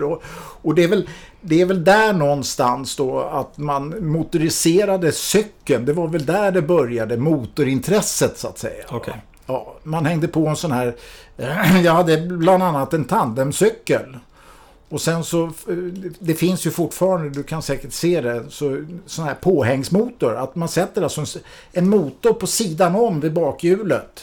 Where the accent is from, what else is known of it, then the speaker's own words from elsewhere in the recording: Mälaröarna, Stockholm County, Sweden; jag är ju uppvuxen ute på Mälaröarna